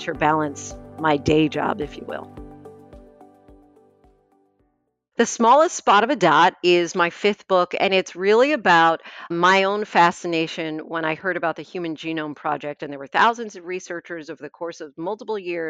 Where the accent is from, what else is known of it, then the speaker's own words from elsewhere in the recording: Moorestown, New Jersey, United States; So I am from South Jersey, from a town called Moorestown